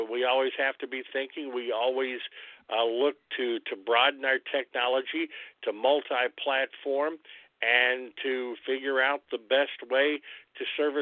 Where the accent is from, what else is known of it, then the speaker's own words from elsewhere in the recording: New Albany, Indiana, United States; now in Jasper, United States; I'm originally from New Albany